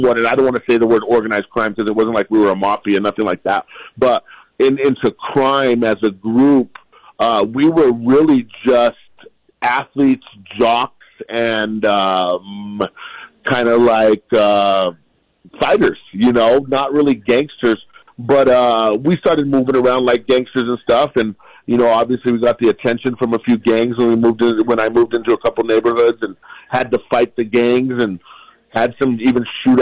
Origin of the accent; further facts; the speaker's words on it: Albuquerque, New Mexico, United States; the way I grew up in Albuquerque